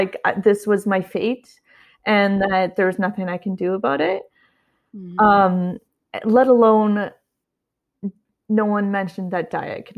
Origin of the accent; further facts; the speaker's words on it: Canada; moved away as an adult; also born or lived in Ottawa, Canada; now in California, United States; I'm Canadian. I'm currently living in California, but at the time I was in Ottawa, Canada